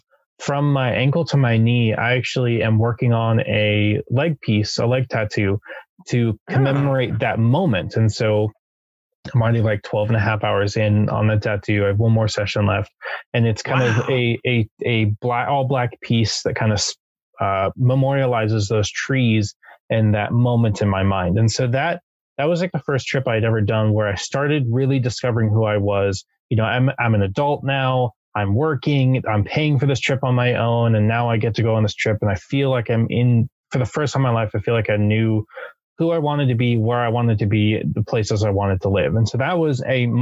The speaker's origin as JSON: {"language": "English", "region": "Southern California", "country": "United States", "also_born_or_lived": "Japan", "said": "I'm from Southern California"}